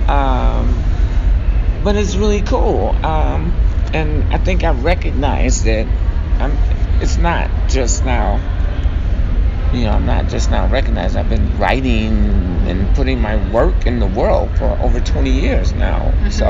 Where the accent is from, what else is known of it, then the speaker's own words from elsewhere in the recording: Chicago, Illinois, United States; now in Minneapolis, United States; born and raised in Chicago, though I do want to, you know, that's my hometown.